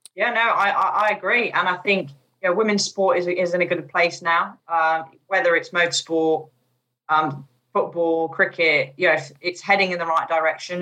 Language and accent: English; United Kingdom; also born or lived in Chipping Norton / Bourton-on-the-Water; being a British driver